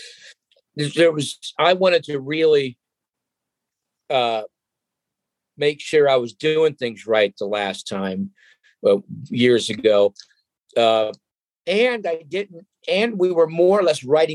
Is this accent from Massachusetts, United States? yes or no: no; Cleveland, Ohio, United States; my hometown crowd there in Cleveland, Ohio